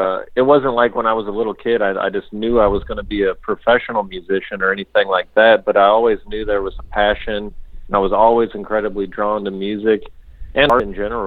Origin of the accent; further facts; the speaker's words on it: United States; I'm American